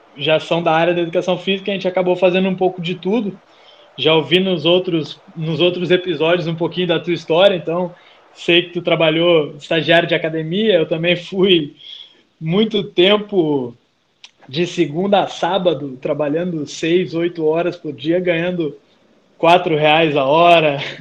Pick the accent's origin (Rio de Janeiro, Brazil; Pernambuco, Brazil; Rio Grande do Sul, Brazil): Rio Grande do Sul, Brazil; Porto Alegre; also born or lived in Pelotas; eu sou natural de Pelotas, zona sul do, do estado do Rio Grande do Sul, mas saí de lá com dois anos e fui para a capital. Então eu sou mais porto-alegrense do que pelotense